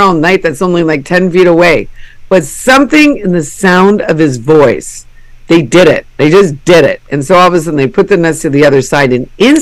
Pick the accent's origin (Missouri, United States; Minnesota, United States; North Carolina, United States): Minnesota, United States; I'm from Minnesota, where we, you know, 10,000 lakes